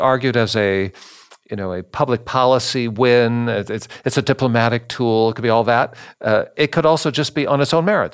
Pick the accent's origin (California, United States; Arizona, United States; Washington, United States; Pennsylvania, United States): Washington, United States; Seattle; I grew up in Seattle